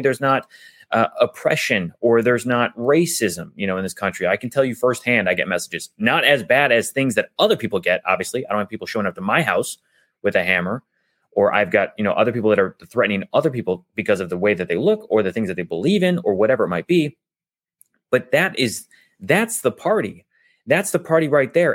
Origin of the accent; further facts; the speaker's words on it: United States; I was born here in the United States